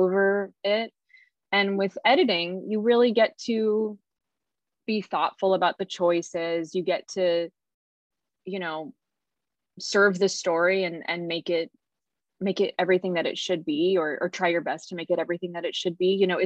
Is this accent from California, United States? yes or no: yes; Carlsbad, California, United States; moved away as an adult; now in Los Angeles, United States; I was raised in San Diego, in Carlsbad.